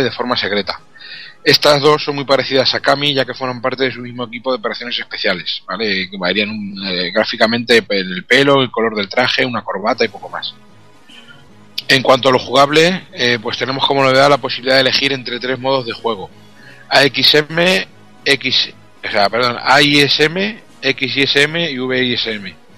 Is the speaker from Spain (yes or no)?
yes; Albacete, Castilla-La Mancha, Spain; hablo japonés de la mancha y esto es lo que tiene. japonés de Albacete, lo que viene siendo japonés de Albacete